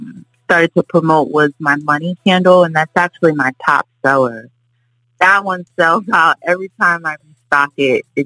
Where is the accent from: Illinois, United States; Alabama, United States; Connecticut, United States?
Connecticut, United States; now in Florida, United States; I'm originally from Connecticut. We moved here to Florida, me and my family, quite some time ago